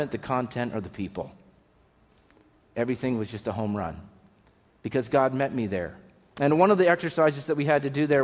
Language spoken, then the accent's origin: English; Pennsylvania, United States; I grew up driving in Pennsylvania